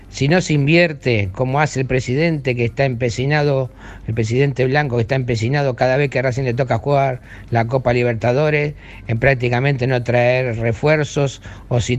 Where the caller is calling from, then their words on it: Carapachay, Buenos Aires Province, Argentina; Buenas tardes, muchachos de Esperanza Racinguista … de Carapachay.